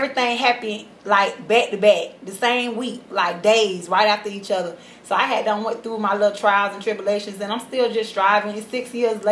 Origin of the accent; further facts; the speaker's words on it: Orlando, Florida, United States; also born or lived in Homestead, Florida; I'm from Homestead, Florida, Miami, but born and raised in Orlando, off of Hawassi